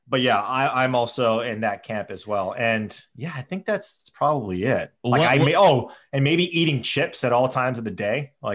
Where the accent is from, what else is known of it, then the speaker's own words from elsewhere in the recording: Hawaii, United States; I'm born and raised in Hawaii.